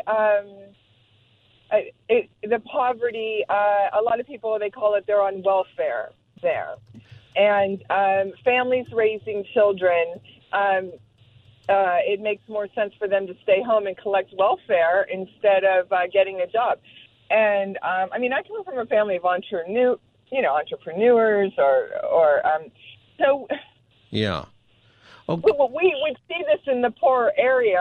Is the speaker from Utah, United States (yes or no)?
no; Pittsburgh, Pennsylvania, United States; now in Los Angeles, United States; I'm from Pittsburgh